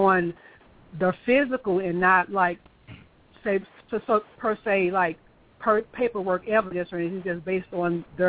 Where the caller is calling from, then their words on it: St. Louis, Missouri, United States; Yes, I am.